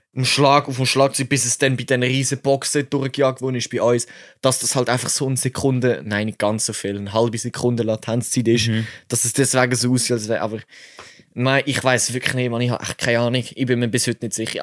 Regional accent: Switzerland; ich als Schweizer

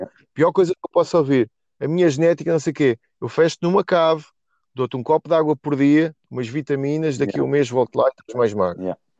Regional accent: Portugal; a pior coisa que me podem fazer enquanto português

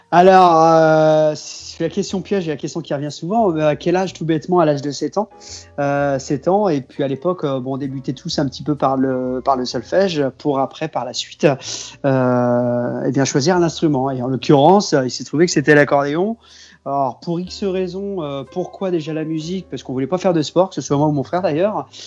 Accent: near Cholet, Pays de la Loire, France; je viens du Maine-et-Loire, moi, du côté de Cholet

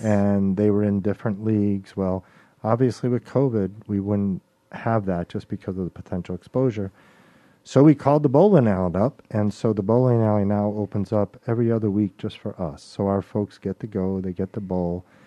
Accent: Chicago, Illinois, United States; now in Mobile, United States; I was born and raised in Chicago, Illinois

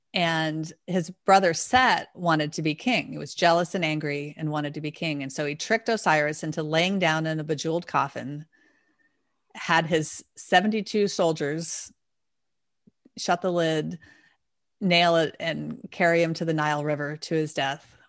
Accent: D.C., District of Columbia, United States; I grew up outside of Washington, D C, so we sang at this Kennedy Center as well

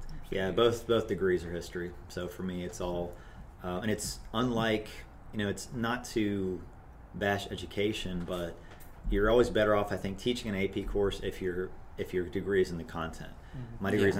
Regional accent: Cincinnati, Ohio, United States; also born or lived in Covington, Kentucky; a lot of my family's Kentucky or Tennessee. So yeah. Okay. But born and raised, I mean, mostly Cincinnati, yeah.

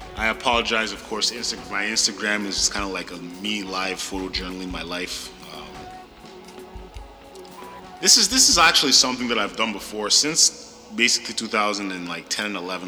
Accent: Ottawa, Ontario, Canada; moved away as an adult; born and raised in South Ottawa

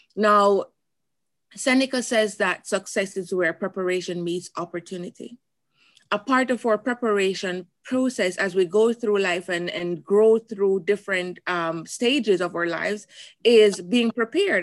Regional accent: Jamaica; moved away as an adult; now in United States; coming from Jamaica

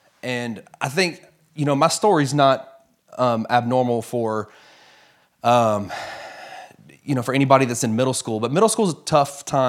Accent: Memphis, Tennessee, United States; also born or lived in Fort Worth, United States; Yeah, so I was born in Fort Worth, Texas. My dad was in seminary when I was born. My entire extended family is actually from Memphis. So within about a year and a half, I think we were back in Memphis

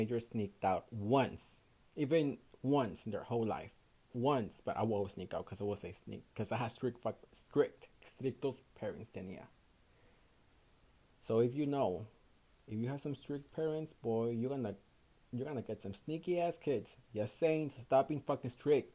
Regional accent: Houston, Texas, United States; I was born and raised in Houston, Texas, in the United States

